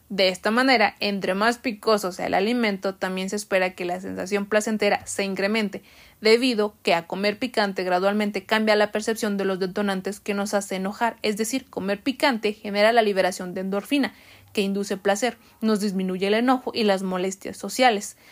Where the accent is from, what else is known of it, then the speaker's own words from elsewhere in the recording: Mexico; nosotros como mexicanos